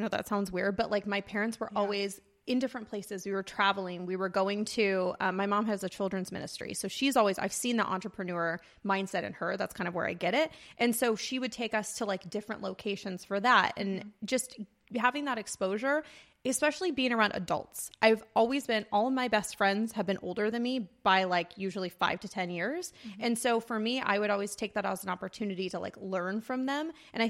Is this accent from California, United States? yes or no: yes; Banning, California, United States; born there; also born or lived in Orange County, California; Yeah, I was born, I don't like to say born and raised in Orange County because I was actually born right outside of Palm Springs in this really great town called Banning, California. So I was born there and then we moved several times.